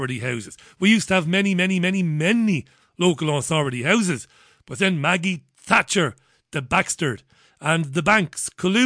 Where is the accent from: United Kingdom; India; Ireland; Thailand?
Ireland; Waterford, Munster; I grew up in Ballybeg in Waterford